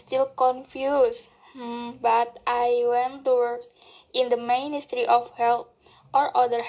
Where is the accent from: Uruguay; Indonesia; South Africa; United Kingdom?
Indonesia; Kendal, Central Java; I'm from Kendal, Central Java.